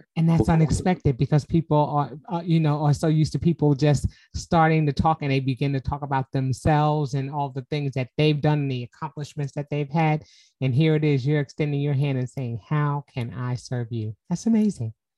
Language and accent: English; New York City, New York, United States; I'm from Harlem